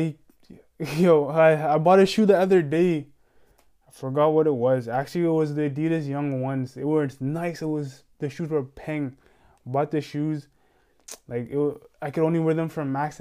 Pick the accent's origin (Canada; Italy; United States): United States; New York; I'm from straight from New York